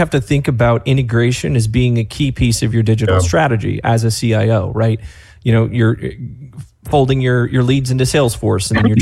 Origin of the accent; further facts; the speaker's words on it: North Georgia, United States; accent: Southern; I grew up in a trailer in North Georgia. My Southern's going to come out here in a minute